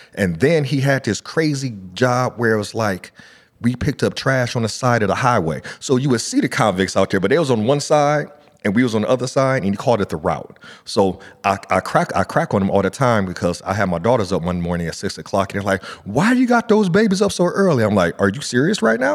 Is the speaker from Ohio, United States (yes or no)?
yes; Akron, Ohio, United States; growing up in Akron, Ohio